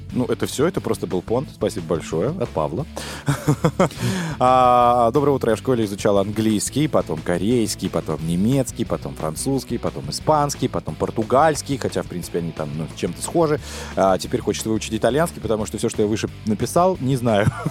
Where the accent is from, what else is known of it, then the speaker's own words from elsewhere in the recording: Russia; я, э, из Российской Федерации